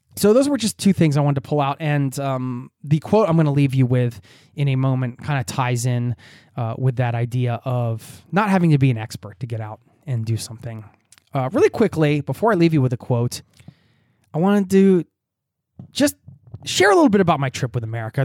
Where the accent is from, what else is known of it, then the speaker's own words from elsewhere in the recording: United States; moved away as an adult; now in Norway; I'm just going back to my home country as an expat abroad